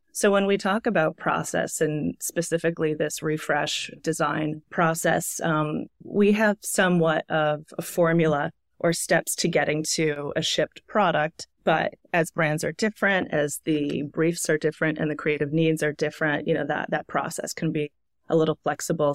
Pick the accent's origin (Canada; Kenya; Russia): Canada; moved away as an adult; also born or lived in Toronto / Montreal; now in New York, United States; I'm Canadian. I've been living in New York now for about eleven years